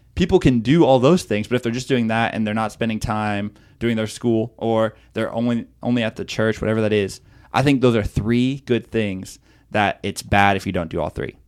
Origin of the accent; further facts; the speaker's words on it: Okeechobee, Florida, United States; moved away as an adult; also born or lived in Chicago; I grew up in Okeechobee, Florida